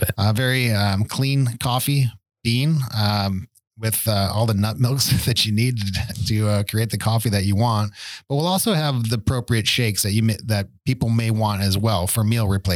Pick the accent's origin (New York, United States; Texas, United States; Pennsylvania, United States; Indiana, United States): New York, United States; Buffalo; I grew up in Buffalo